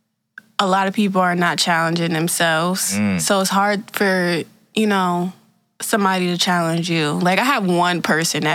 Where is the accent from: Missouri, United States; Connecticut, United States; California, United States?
Connecticut, United States; moved away; I'm from Connecticut, so I was in New Haven, like, downtown pretty much the whole summer.